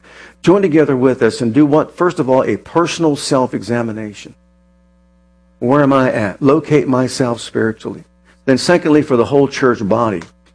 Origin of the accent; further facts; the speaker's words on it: Ohio, United States; now in Pennsylvania, United States; Now, I came from Ohio. When I first came here from Ohio, I had no idea what an inspection was.